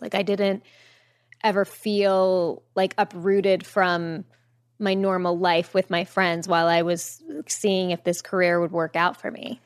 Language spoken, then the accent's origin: English; Jericho, New York, United States; I grew up on Long Island